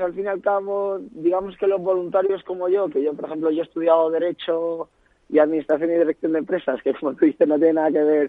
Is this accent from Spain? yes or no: yes; Ibiza, Balearic Islands, Spain; moved away as an adult; also born or lived in Rochester, Minnesota, United States; now in Madrid, Spain; yo soy un joven ibicenco que ahora vive en Madrid